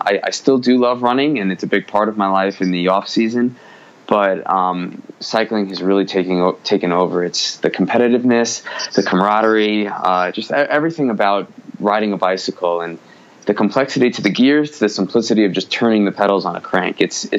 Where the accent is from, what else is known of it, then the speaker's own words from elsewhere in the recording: New York, United States; accent: New York; My New York accent is slipping away a little by little. I married a Midwestern woman who is diluted my accent a little bit, but it's still there every now and then. But I did grow up in the Northeast